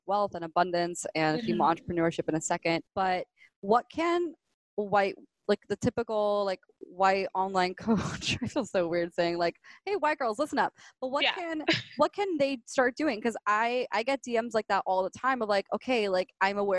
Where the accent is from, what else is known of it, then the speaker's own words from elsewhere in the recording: Miami, Florida, United States; also born or lived in Gainesville; I was born and raised in Miami.